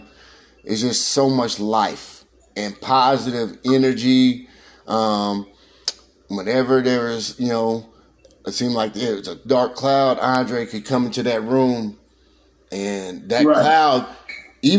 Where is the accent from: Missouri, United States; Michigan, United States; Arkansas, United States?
Missouri, United States; Columbia; born or raised there